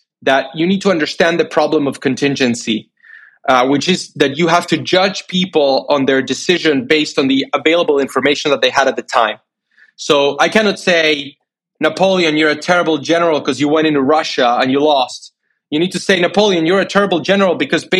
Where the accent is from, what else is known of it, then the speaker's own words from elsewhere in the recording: Buenos Aires, Argentina; moved away as an adult; also born or lived in United States; as a 13, 14-year-old in my home country